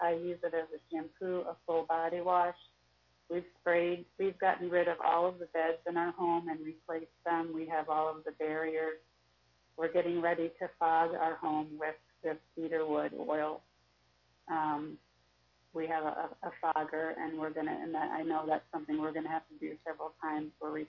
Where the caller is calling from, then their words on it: St. Louis, Missouri, United States; I'm from St. Louis, and you and I have spoken on the phone a couple of times.